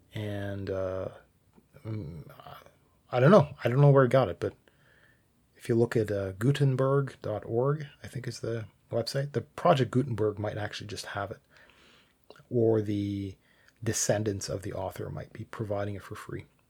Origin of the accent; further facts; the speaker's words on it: Canada; I'm Canadian